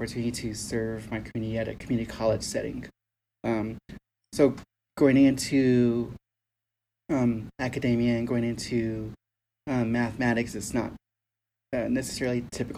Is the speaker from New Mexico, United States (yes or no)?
yes; New Mexico, United States; also born or lived in Arizona; I grew up here in New Mexico